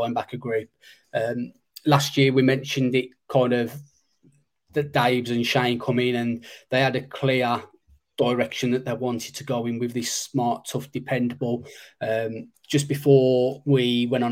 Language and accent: English; Black Country, West Midlands, United Kingdom; accent: Black Country; my Black Country accent